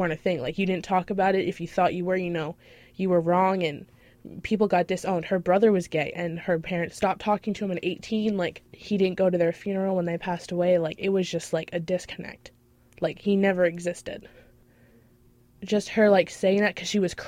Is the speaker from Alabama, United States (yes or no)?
no; Kennebunk, Maine, United States; I'm from Kennebunk